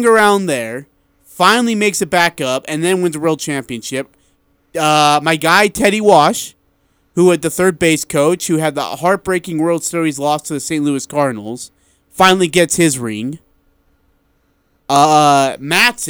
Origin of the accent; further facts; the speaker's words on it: India; moved away; I'm from India